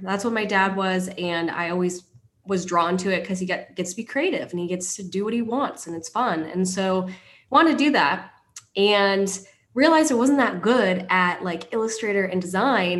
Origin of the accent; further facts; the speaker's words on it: Kent, Washington, United States; moved away as an adult; now in Huntington Beach, United States; I grew up in Seattle, Washington to be specific, Kent, Washington.